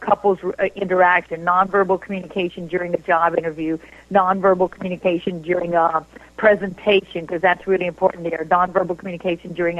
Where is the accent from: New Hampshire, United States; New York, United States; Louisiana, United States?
Louisiana, United States; moved away as an adult; now in Houston, United States; I'm originally from Louisiana and went to college there and then ended up teaching college there and then moving to Houston. I live in Houston now